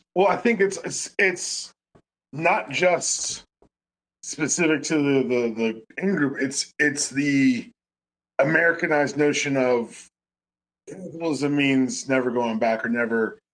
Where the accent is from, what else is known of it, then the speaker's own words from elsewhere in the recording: Atlanta, Georgia, United States; I grew up in Buckhead before it became Buckhead, but it's Buckhead now